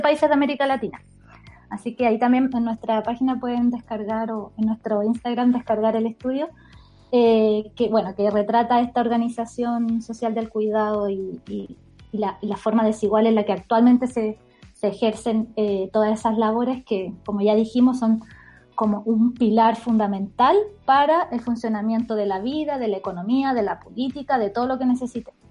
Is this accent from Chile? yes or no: yes; Puchuncaví, Valparaíso, Chile; Yo soy de Puchuncaví